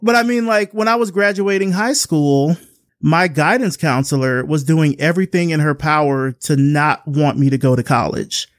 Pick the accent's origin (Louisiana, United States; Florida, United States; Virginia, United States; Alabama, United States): Alabama, United States; Selma; moved away as an adult; now in Atlanta, United States; We're from Selma, Alabama. And, you know, I grew up there. moved out when I was eighteen. I've been here in Atlanta ever since.